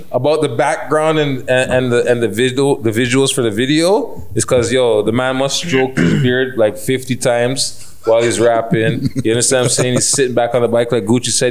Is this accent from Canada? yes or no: yes; Toronto, Ontario, Canada; as a Jamaican Canadian